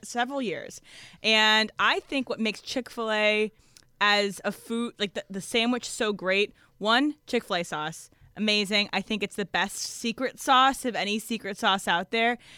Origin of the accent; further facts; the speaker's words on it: Fredericksburg, United States; my hometown of Fredericksburg